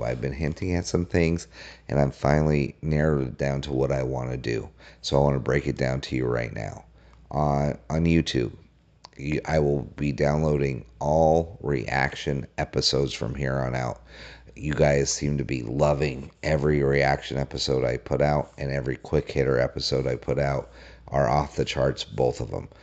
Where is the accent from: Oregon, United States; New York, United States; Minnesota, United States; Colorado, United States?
Colorado, United States; I, I grew up in Colorado.